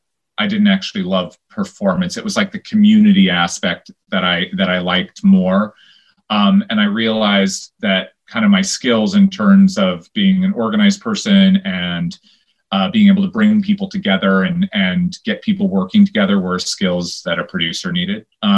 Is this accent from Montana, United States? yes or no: yes; Helena, Montana, United States; moved away as an adult; growing up in Helena, I was very active in the community theater at Grand Street Theater there